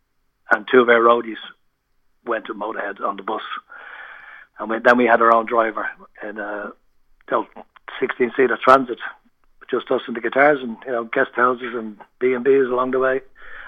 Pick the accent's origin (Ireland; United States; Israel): Ireland; moved away as an adult; also born or lived in Birmingham, United Kingdom / London, United Kingdom; Well, when I moved out from Ireland, I went to Birmingham. I was in Birmingham for 5 years with my first wife.